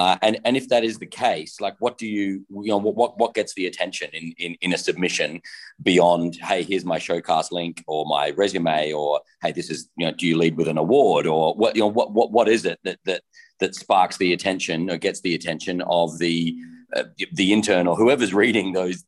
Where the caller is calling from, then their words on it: Adelaide, South Australia, Australia; I'm calling in from Adelaide too.